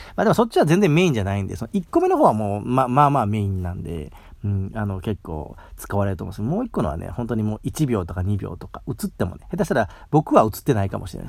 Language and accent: Japanese; Mie, Japan; 僕三重県出身なんですけど